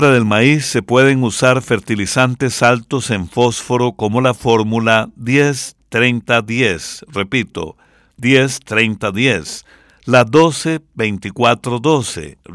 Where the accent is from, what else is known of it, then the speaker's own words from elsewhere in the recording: San Pedro Sula, Cortés, Honduras; Por eso vamos a escuchar una ranchera de Honduras con … mi pueblo querido.